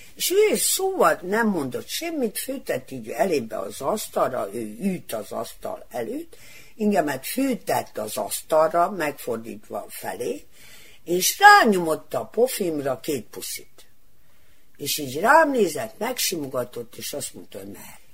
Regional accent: Kikinda, Vojvodina, Serbia; Kicsindán születtem

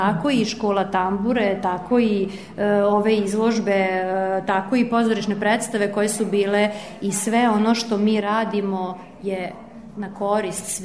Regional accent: Kovilj, Vojvodina, Serbia; ovde kod nas u Kovilju

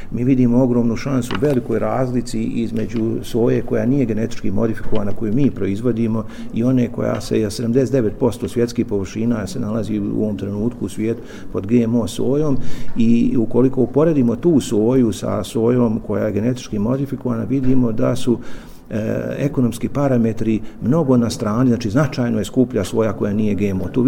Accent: Republika Srpska, Bosnia & Herzegovina; Kod nas u Republici Srpskoj

